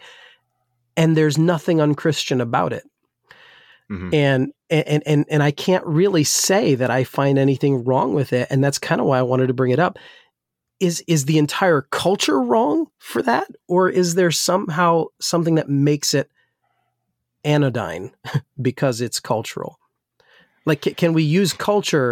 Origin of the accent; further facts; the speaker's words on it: New Jersey, United States; I grew up in Jersey